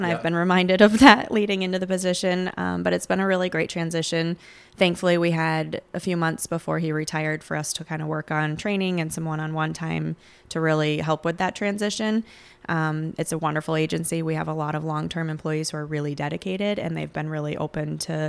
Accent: Vermont, United States; moved away as an adult; also born or lived in Plattsburgh, New York; now in Chazy, United States; I am actually originally from Vermont, and I came over to this side of the lake when I went to college at Plattsburgh State. And once I graduated, I decided to stick around. My family now lives in Chazy

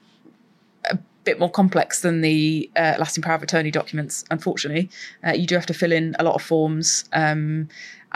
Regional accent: United Kingdom; as British people

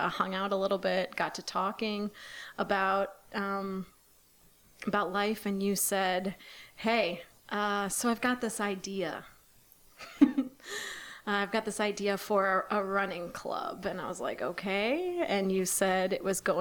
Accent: Ohio and Michigan, Midwest, United States; moved away; I'm originally from the Midwest, Ohio and Michigan

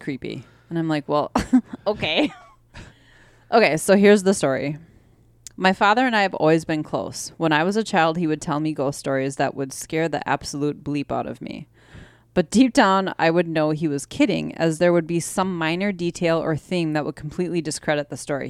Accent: Wisconsin, United States; we're from Wisconsin.

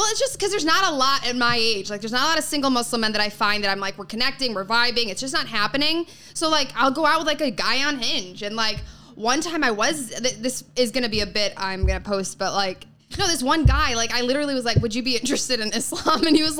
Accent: Chicago, Illinois, United States; now in New York, United States; Suburbs of Chicago.

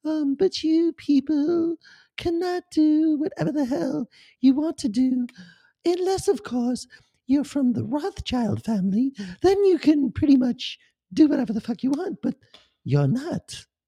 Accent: Germany; Even though I'm not really English, I am from Germany, but don't tell anybody that.

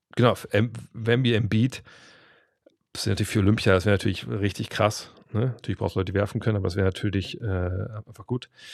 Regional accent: Germany; wir auch als, als Deutsche

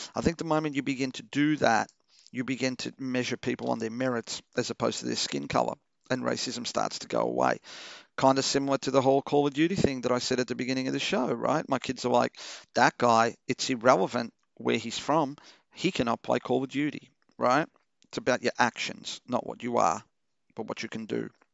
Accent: Melbourne, Victoria, Australia; English is a second language; also born or lived in Portugal; I grew up in Chelsea, you know, one of the whitest fucking neighborhoods ever.

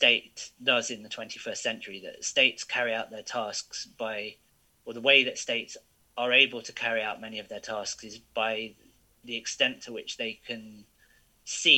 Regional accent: United Kingdom; I was born here. I'm a British citizen

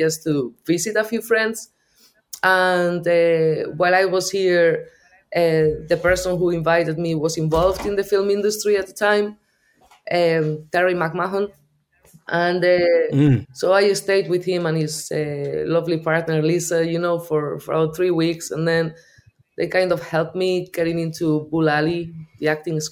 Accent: Basque Country, Spain; English is a second language; moved away as an adult; now in Ireland; I'm from the north of Spain. I'm a Basque. I've been here for the last 24 years.

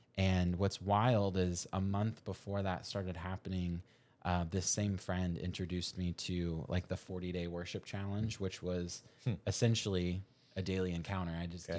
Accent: Kansas City, Missouri, United States; the guy that was preaching the day that I gave my life back to the Lord was from my hometown of Kansas City.

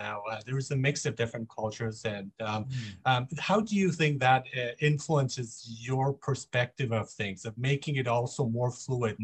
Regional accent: Nuremberg, Bavaria, Germany; also born or lived in Monheim, Germany; now in Vancouver, Canada; I grew up in Germany. I grew up in Nuremberg actually.

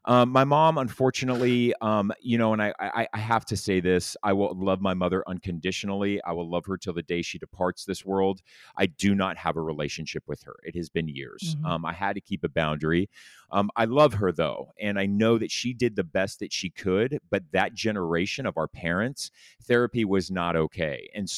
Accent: Laguna Beach, California, United States; So I grew up in Orange County, California, Laguna Beach. I grew up as a little rich kid in a really nice house.

